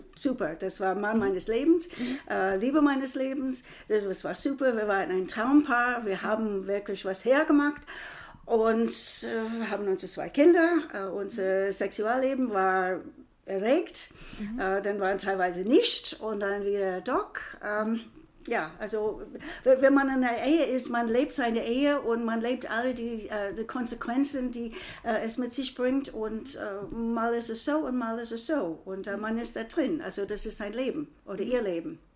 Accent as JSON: {"language": "German", "country": "United States", "also_born_or_lived": "Frankfurt", "moved": "yes", "lives_now": "Germany", "said": "ich bin Amerikanerin"}